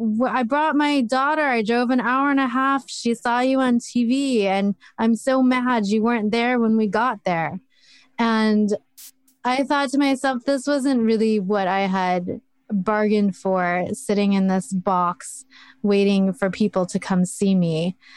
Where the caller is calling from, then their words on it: Oregon, United States; I am in Oregon, about 40 minutes west of Portland.